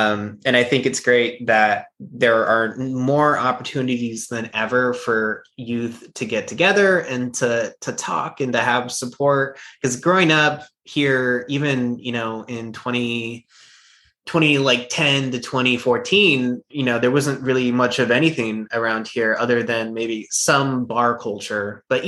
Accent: California, United States; now in Visalia, United States; I came from Southern California, where it's a little bit more, I don't know, liberal kind of, not with my family though. That my family moved up here because they felt out of place in Southern California.

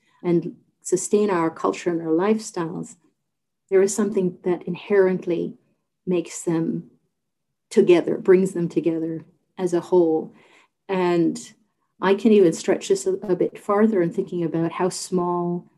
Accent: St. John's, Newfoundland and Labrador, Canada; moved away as an adult; I'm from St. John's, born and raised, but I'm a first generation Newfoundlander

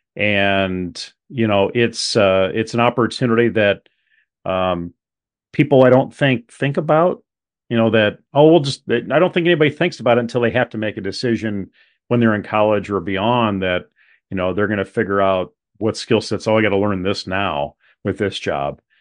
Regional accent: Webster City, Iowa, United States; growing up in Webster City, Iowa, uh, at that high school

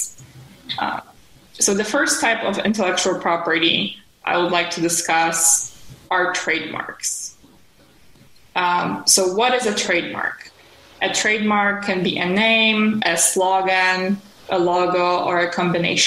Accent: Poland; moved away as an adult; also born or lived in Bloomington, Indiana; now in New York, United States; I'm originally from Poland. I moved to the United States more than a decade ago.

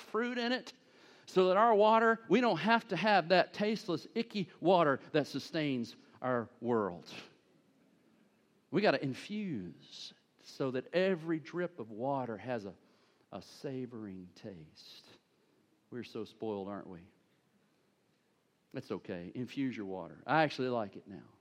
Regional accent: United States; being an American

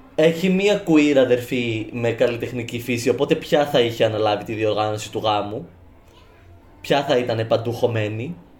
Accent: Cyprus; Στην, Κύπρο, στην στο χωριό μου

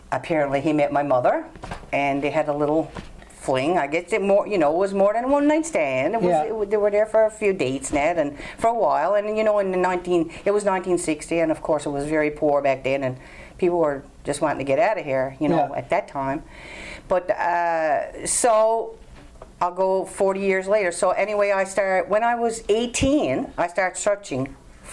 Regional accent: Fox Harbour, Newfoundland and Labrador, Canada; I'm from Fox Harbor, a little town about 20 minutes from here

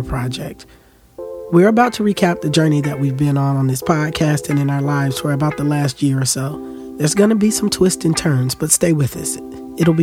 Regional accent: Florida, United States; Florida is my home state

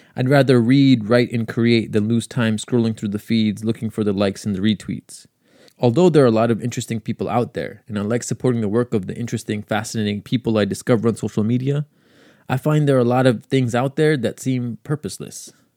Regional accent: New York City, New York, United States; also born or lived in Long Island, New York; I grew up in Queens, so it's been nice to be close to home

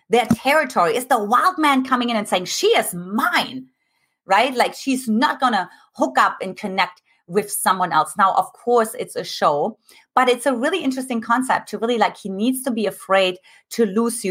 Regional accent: eastern Germany, Germany; moved away; I grew up in Eastern Germany

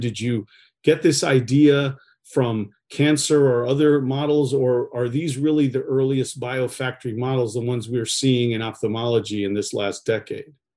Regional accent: Northeast, United States; now in California, United States; I'm here in California. I grew up in the Northeast.

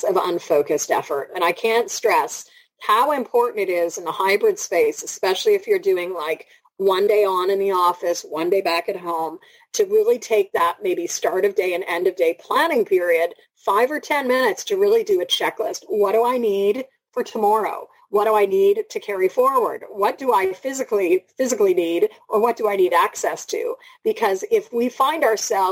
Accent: Toronto, Ontario, Canada; I'm from Toronto

